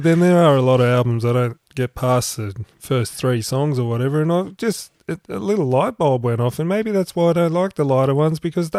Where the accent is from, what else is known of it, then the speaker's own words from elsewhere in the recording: Australia; Of course I am, because I'm Australian.